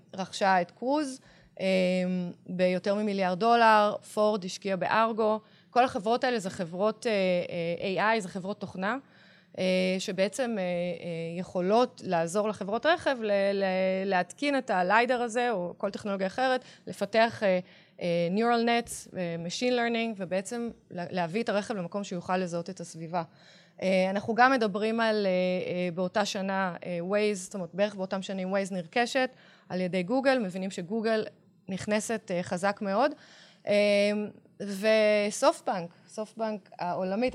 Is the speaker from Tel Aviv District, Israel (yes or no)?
yes; Tel Aviv, Tel Aviv District, Israel; גדלתי בעיר, נולדתי בתל